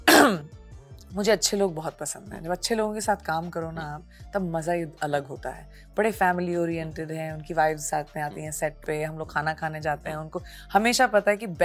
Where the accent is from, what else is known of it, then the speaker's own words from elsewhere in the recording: Punjab, India; देखिए मैं पंजाबी हूँ